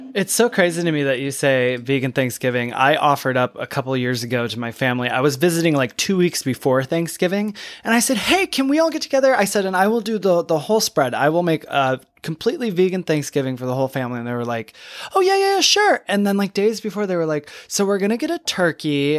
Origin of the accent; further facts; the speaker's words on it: Michigan, United States; moved away; I'm from Michigan originally